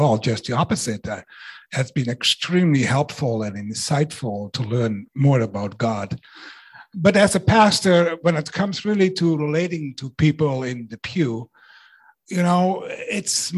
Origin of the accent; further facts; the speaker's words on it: Netherlands; now in Canada; I was raised in the Netherlands